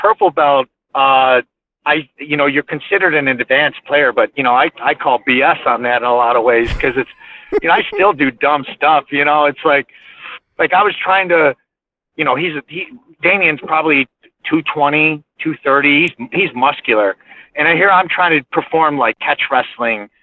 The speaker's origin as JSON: {"language": "English", "town": "Aurora", "region": "Illinois", "country": "United States", "tie": "born or raised there", "moved": "as an adult", "lives_now": "Minnesota, United States", "said": "I grew up in Aurora, Illinois."}